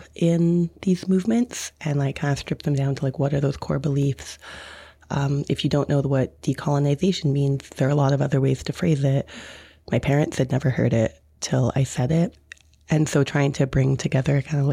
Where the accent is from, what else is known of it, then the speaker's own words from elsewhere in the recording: Victoria, British Columbia, Canada; I'm from Victoria, BC. I live on Lekwungen territory in Esquimalt.